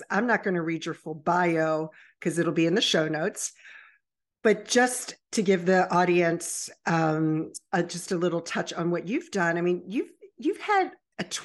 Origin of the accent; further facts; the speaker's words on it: Baltimore-Annapolis area, Maryland, United States; also born or lived in Virginia Beach, Virginia; I was born in Virginia Beach and raised in the Baltimore-Annapolis area